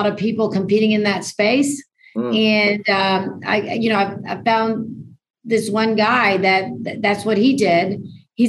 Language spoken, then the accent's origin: English; Houston, Texas, United States; I'm from Houston, Texas